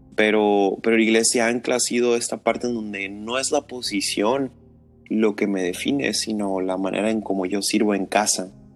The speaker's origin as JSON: {"language": "Spanish", "town": "Tijuana", "region": "Baja California", "country": "Mexico", "said": "soy de Tijuana, soy cholo de corazón"}